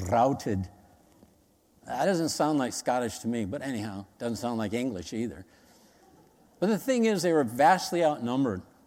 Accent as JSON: {"language": "English", "country": "United States", "said": "as Americans, we remember nine eleven like yesterday"}